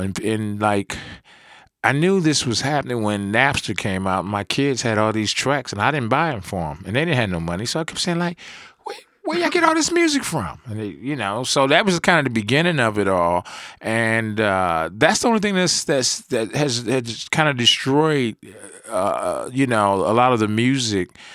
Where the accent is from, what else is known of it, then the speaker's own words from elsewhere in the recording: New York, United States; moved away; I'm originally I'm from New York. I used to go back summertime